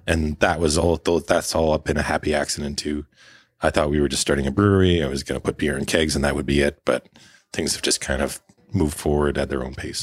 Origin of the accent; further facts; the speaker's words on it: Prince George, British Columbia, Canada; also born or lived in Alberta / Victoria / Vancouver; now in Prince Rupert, Canada; Well, I grew up in northern B C. I'm a Prince George, born and raised.